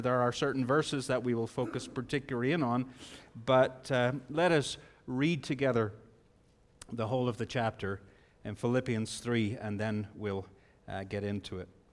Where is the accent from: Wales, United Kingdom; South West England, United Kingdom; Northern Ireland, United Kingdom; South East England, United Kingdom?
Northern Ireland, United Kingdom; Bangor; I grew up in Bangor, Northern Ireland